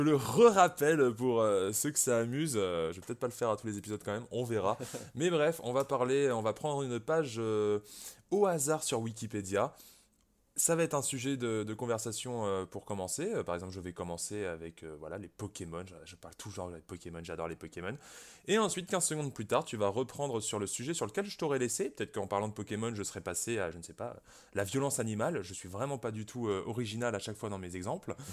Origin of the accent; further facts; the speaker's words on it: Brittany, France; je suis breton moi-même